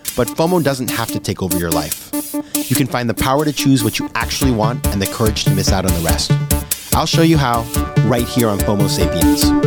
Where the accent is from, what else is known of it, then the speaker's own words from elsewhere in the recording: Maine, United States; it's Maine, my home state